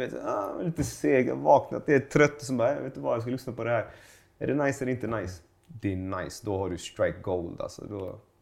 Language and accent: Swedish; Gothenburg, Västra Götaland, Sweden; also born or lived in Iran; jag växte upp i, i, i Göteborg. I, i, i Pennygången i Högsbo